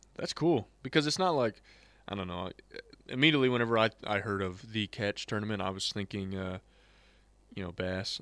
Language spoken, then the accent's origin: English; Georgia, United States; I was born in Georgia